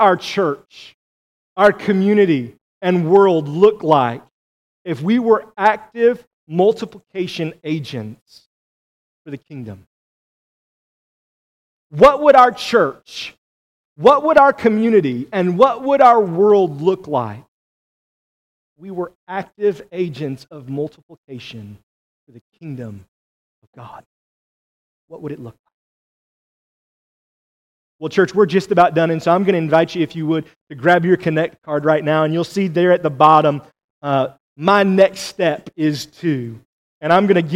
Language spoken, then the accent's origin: English; United States; we as American Christians